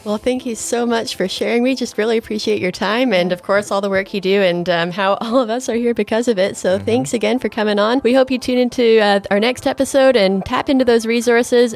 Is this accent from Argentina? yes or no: no; Canada; accent: Canadian; moved away as an adult; I grew up just homeschooling in Canada